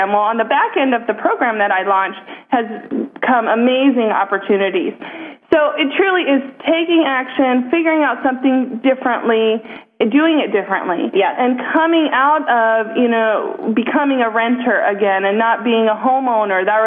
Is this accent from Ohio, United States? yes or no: yes; Ohio, United States; I'm from Ohio